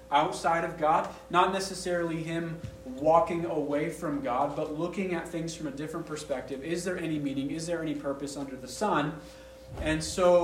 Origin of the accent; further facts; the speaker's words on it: Maine, United States; I grew up in Maine. I'm a 12th generation New Englander.